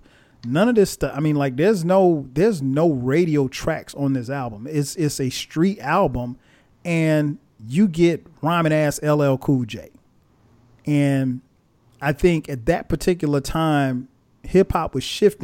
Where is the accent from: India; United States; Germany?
United States; Florence, South Carolina; I'm from Florence, South Carolina